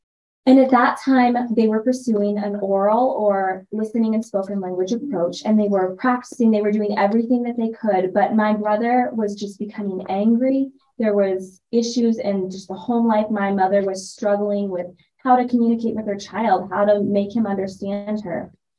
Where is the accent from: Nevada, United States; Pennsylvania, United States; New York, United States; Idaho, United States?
Idaho, United States; Gooding; And really, I grew up in Gooding, Idaho. So when it's such a small town, even by Idaho standards, my parents made that sacrifice for me and for my brother to have that access.